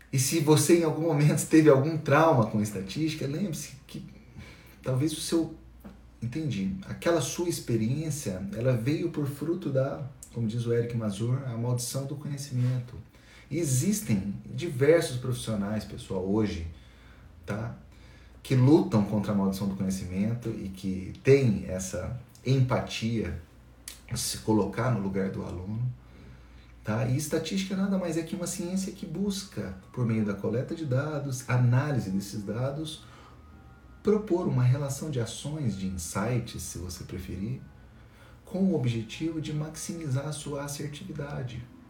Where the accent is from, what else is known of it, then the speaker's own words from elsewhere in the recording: Itajubá, Minas Gerais, Brazil; eu sou de Itajubá, sul de Minas Gerais, uma cidade perto de Poço de Caldas, de Pouso Alegre.